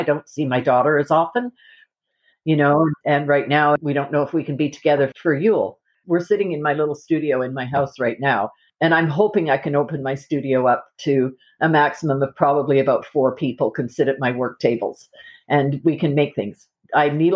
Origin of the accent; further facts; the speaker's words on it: Calgary, Alberta, Canada; moved away as an adult; also born or lived in England; now in Nova Scotia, Canada; I grew up in Calgary.